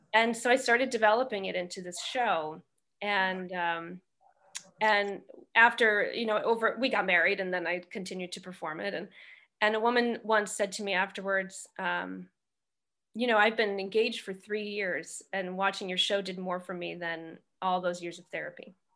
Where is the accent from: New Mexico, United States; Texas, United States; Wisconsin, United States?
Wisconsin, United States; outside Milwaukee; moved away as an adult; also born or lived in Syracuse, New York / New York; I grew up outside Milwaukee